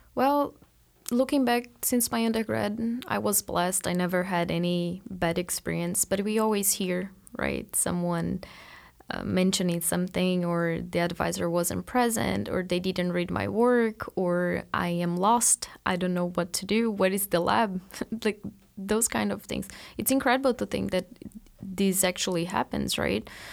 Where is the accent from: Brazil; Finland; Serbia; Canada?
Brazil; moved away as an adult; now in Marianna, United States; I am from Brazil, and at the end of my undergrad, I came to the U S